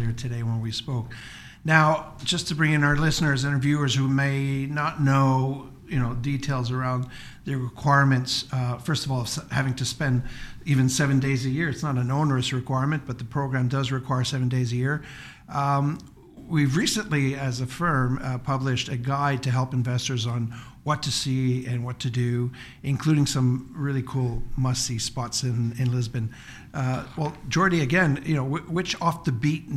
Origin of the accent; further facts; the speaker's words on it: Montreal, Quebec, Canada; We're both Canadians from Montreal